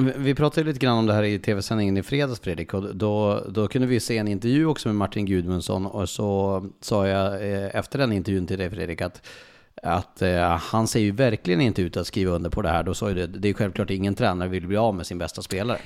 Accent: Skellefteå area, Västerbotten County, Sweden; uppifrån Skellefteåhållet, där, där, där jag är född.

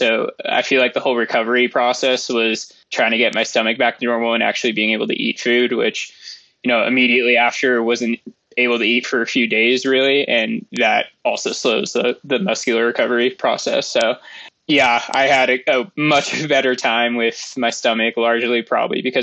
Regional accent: Moraga, California, United States; also born or lived in San Francisco, United States / Santa Barbara, United States; now in Mammoth Lakes, United States; I grew up in Moraga, California

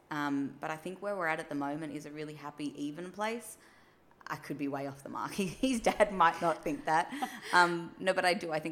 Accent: New South Wales, Australia; especially like we moved to Western Australia and we're originally from New South Wales.

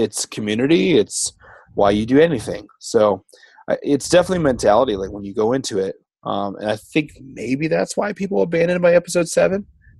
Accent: Worcester, Massachusetts, United States; I'm from Worcester.

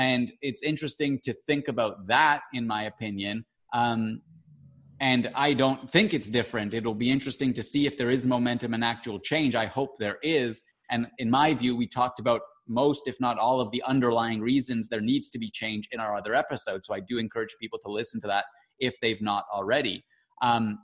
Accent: Canada; I'm Canadian and not American

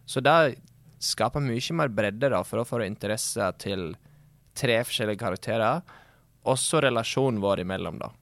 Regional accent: Sogndal, Vestland, Norway; Det er jo lettere å skjønne meg på engelsk enn norsk, siden jeg er fra Sogndal.

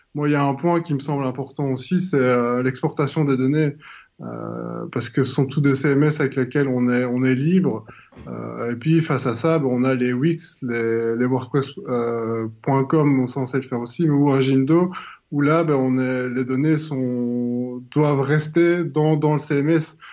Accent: southern Belgium, Belgium; Je viens du sud de la Belgique

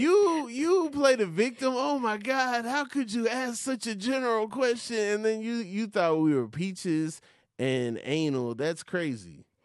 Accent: Atlanta, Georgia, United States; I am from Atlanta

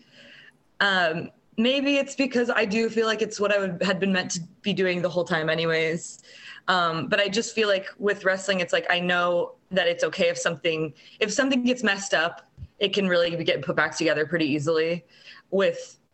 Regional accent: Altoona, Iowa, United States; my hometown of Altoona, Iowa

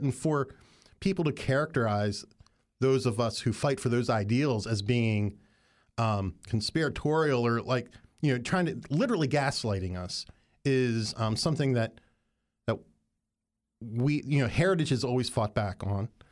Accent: Appalachia, United States; moved away; throughout Appalachia. And I grew up in it

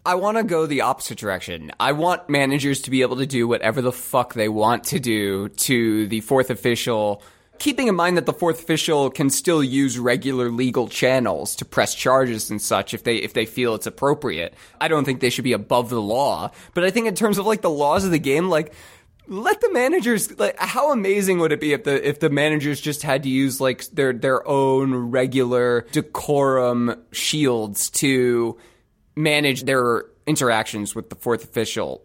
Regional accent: United States

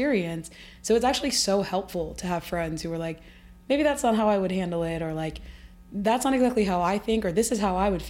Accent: Midwest, United States; We're both from the Midwest

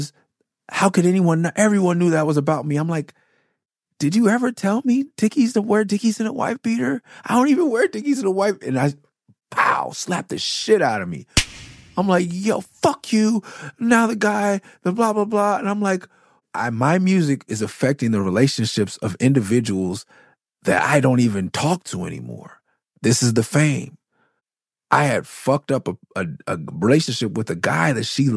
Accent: Los Angeles, California, United States; I'm from L.A. from Miss City, from Cloverdale, from Okie Talk Crip.

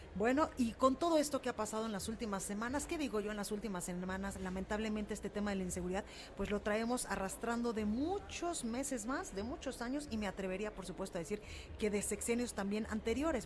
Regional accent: Mexico; como somos todos los mexicanos

